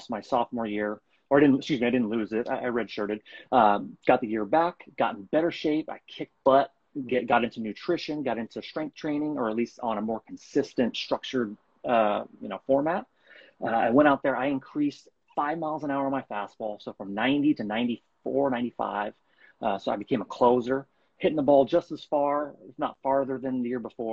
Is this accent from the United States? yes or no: yes; Bay Area, California, United States; I'm from California, from the Bay Area.